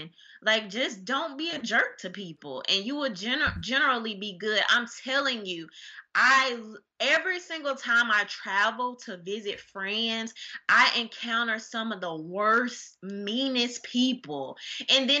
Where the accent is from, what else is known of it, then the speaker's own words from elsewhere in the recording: Mississippi, United States; I'm Mississippi